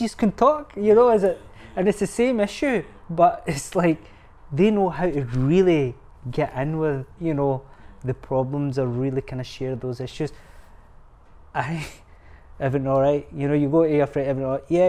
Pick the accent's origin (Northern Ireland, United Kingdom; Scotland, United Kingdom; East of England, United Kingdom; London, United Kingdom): Scotland, United Kingdom; I see myself as Scottish. Yeah, Pakistani origin